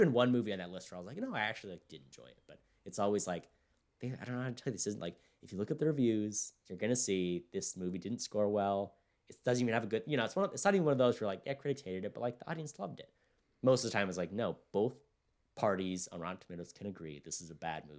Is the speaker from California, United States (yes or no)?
yes; California, United States; And my hometown is very diverse. It's like, it could even split between white, black, and Hispanic.